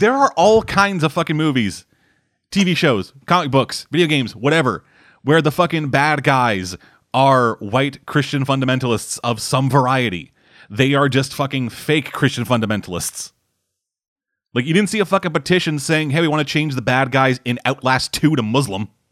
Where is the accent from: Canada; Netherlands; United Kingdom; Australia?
Canada; I'm Canadian.